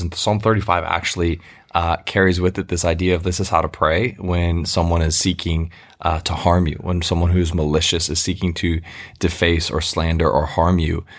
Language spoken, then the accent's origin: English; United States; as an American